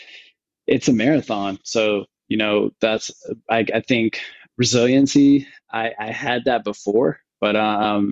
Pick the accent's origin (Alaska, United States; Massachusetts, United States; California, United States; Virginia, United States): Virginia, United States; Northern; moved away as an adult; also born or lived in Washington, D.C. / Johannesburg, South Africa / Mauritius; now in Nairobi, Kenya; I grew up in Northern Virginia